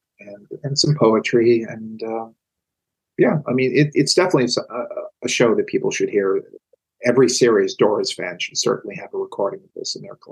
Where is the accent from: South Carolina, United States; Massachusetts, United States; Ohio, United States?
Massachusetts, United States; Boston; As a Bostonian